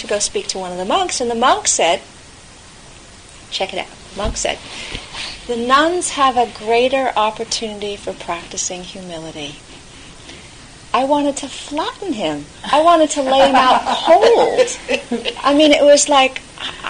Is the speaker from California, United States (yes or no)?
yes; California, United States; moved away; I grew up in California